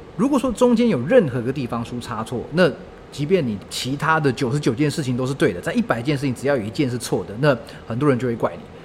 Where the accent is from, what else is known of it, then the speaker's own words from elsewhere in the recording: Taichung, Taiwan; moved away; 我老家在台中嘛